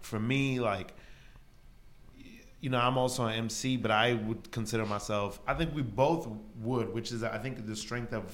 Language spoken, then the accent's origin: English; New York City, New York, United States; I'm from Brooklyn.